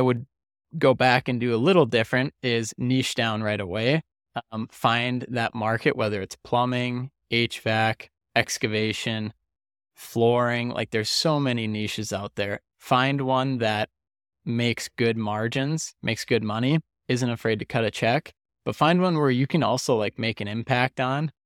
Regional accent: Detroit Lakes, Minnesota, United States; now in Arizona, United States; Detroit Lakes, Minnesota, which is where the, where the money's going and is my hometown

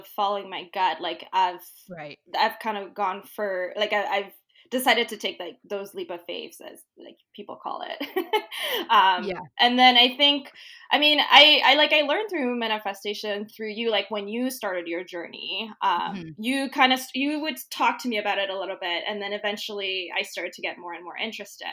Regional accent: Mauritius; moved away as an adult; also born or lived in Guelph, Canada; now in Canada; So Mauritius, for those of you who don't know, is a little island east of Madagascar. So that's where I grew up

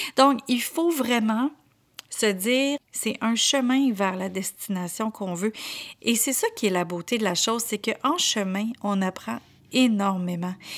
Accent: Quebec, Canada; accent: Québécois; j'étais vraiment très, très, très à la québécoise avec autant mon accent qu'avec mes expressions

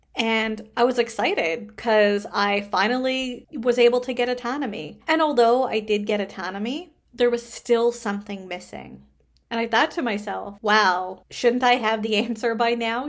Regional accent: Canada; I am a Canadian social worker

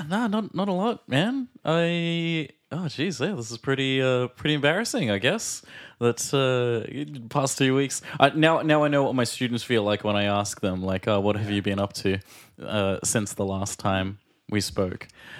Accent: Australia; And I'm … from Australia.

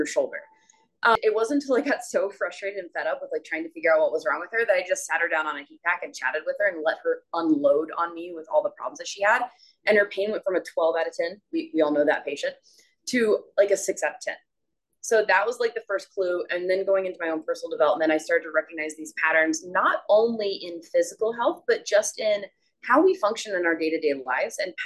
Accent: South Carolina, United States; moved away as an adult; now in Arizona, United States; I'm from South Carolina. I live in Arizona now

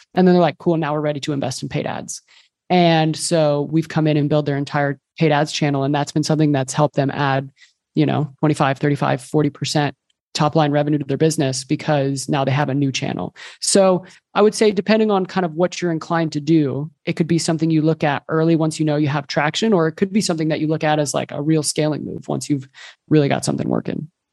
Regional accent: Texas, United States; moved away as an adult; also born or lived in Colombia; now in Barcelona, Spain; I'm originally from Texas, but I moved here a few years ago

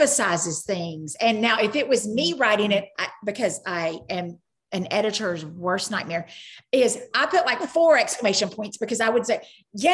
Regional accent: Cleveland, Tennessee, United States; I'm from Cleveland, but I'm also from Tennessee, but I'm also from the South, but I'm also from the United States.

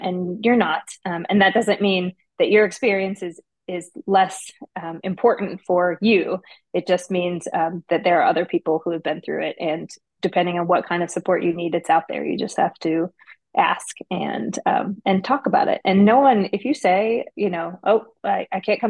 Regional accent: Detroit, Michigan, United States; now in Nashville, United States; I'm from Detroit

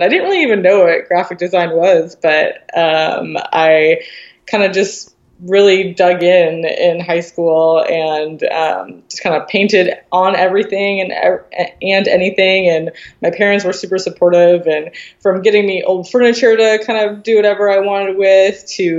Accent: Midwest, United States; moved away as an adult; now in Seattle, United States; I grew up in the Midwest, super small town

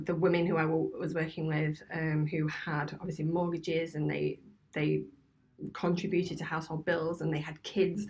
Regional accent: Scunthorpe, Yorkshire and the Humber, United Kingdom; moved away; also born or lived in Birmingham; I'm originally from Scunthorpe, so it's a grey steel town up north in one of the poorest areas of the country

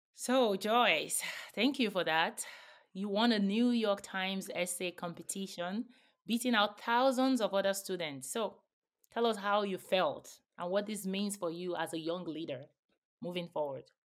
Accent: Nigeria; moved away; I grew up in Nigeria

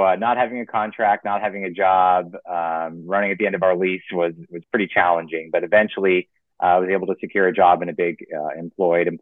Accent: Florida, United States; moved away as an adult; also born or lived in Oregon / Pennsylvania; I grew up in Florida.

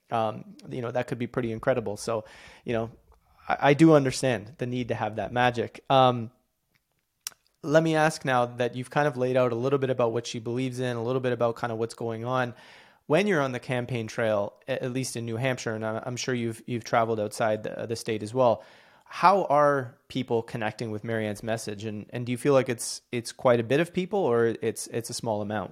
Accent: Canada; I'm Canadian

